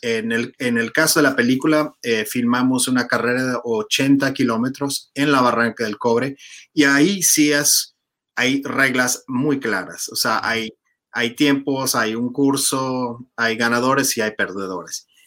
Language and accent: Spanish; New York, United States; yo como neoyorquino